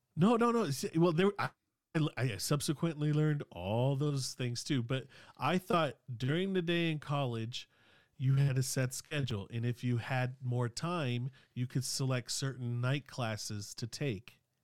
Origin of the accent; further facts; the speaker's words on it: Sacramento, California, United States; English is a second language; growing up in South Sac